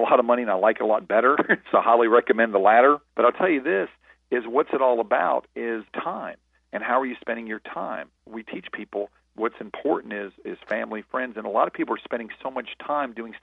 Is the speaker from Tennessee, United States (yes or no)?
yes; Nashville, Tennessee, United States; I was a busboy from Nashville, Tennessee